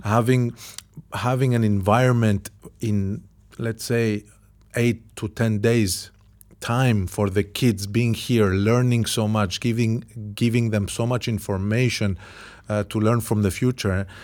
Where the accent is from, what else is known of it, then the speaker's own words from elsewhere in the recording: Cyprus; I came from Cyprus, from a small island